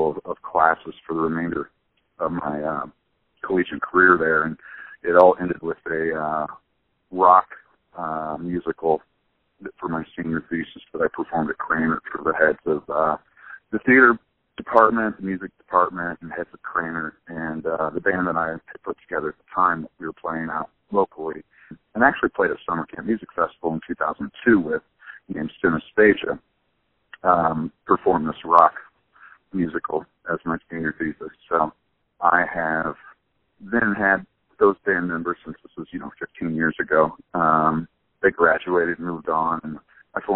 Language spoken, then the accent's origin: English; Charleston, Illinois, United States; also born or lived in Champaign-Urbana, Illinois; I'm from Charleston, Illinois, originally, where Eastern Illinois University is